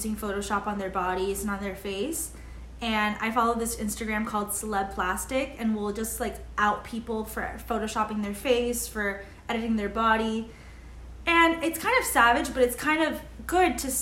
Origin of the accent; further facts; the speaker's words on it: Miami, Florida, United States; we're both Cuban. We're born and raised in Miami, Florida